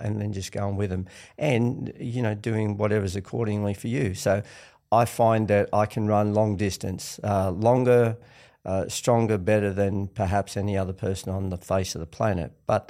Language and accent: English; Granville, New South Wales, Australia; So I grew up in the western suburbs of Sydney, out of Granville.